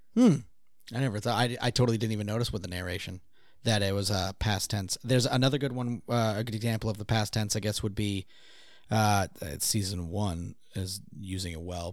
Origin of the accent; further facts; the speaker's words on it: Gloucester, Massachusetts, United States; my hometown was also like a, um, uh, like a getaway for a lot of celebrities